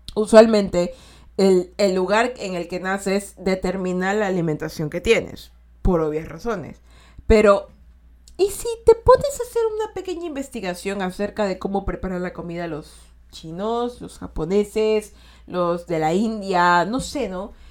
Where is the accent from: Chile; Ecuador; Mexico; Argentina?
Ecuador; Yo soy de Ecuador y de aquí decimos todo posi